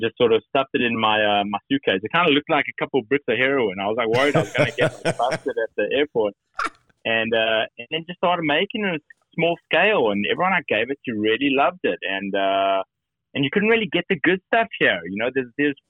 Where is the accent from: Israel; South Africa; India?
South Africa; moved away as an adult; now in United States; I was born and raised in South Africa and came here for college when I was 18.